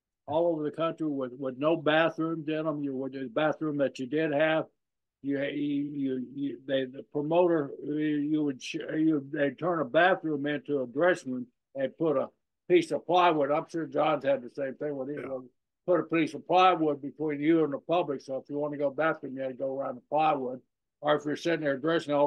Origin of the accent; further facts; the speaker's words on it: the South, United States; we're from the South.